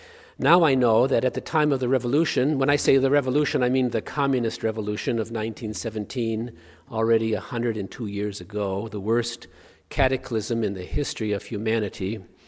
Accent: St. Joseph, Michigan, United States; moved away as an adult; now in Russia

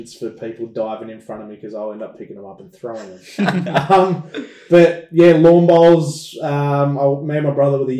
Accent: Sydney, New South Wales, Australia; I was born in Sydney, Bankstown in Sydney, actually

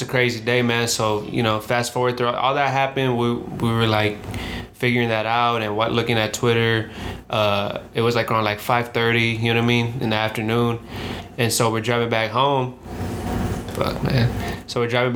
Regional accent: the Valley, California, United States; now in Los Angeles, United States; we're from the Valley. We're from, you know, not from LA.

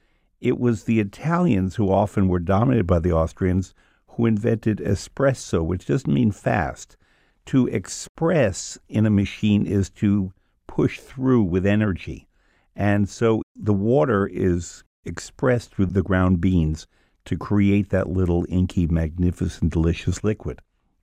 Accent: New York, United States; And as you know, although my accent doesn't always show it, I'm from New York, where we have coffee talk.

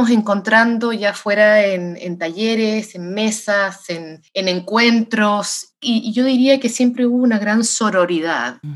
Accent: Santiago, Santiago Metropolitan Region, Chile; moved away as an adult; now in United States; Yo soy nacida en Santiago de Chile, sí.

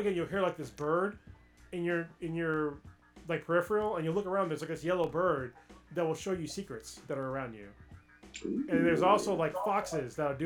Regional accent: United States; as an American

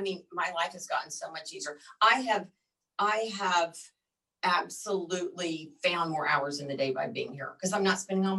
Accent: Midwest, United States; also born or lived in Colorado; now in Texas, United States; I grew up in the Midwest.

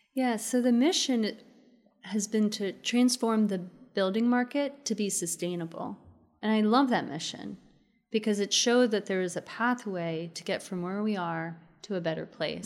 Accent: Maryland, United States; now in Austin, United States; I grew up in the suburbs of Maryland

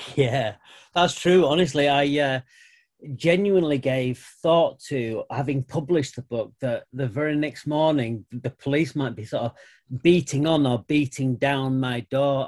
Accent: United Kingdom; I'm white British

